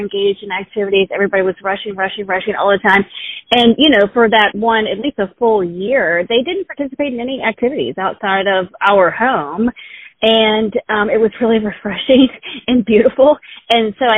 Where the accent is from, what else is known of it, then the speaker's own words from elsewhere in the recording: Richmond, Virginia, United States; I was born and raised in Richmond, Virginia. I still live in Richmond, Virginia